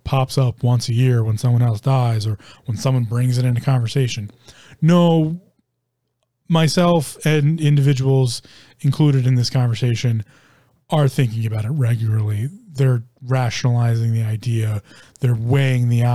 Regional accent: United States; me being an American

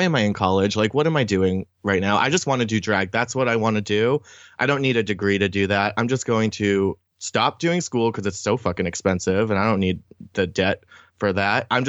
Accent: New Hampshire, United States; moved away as an adult; now in Boston, United States; I grew up in New Hampshire

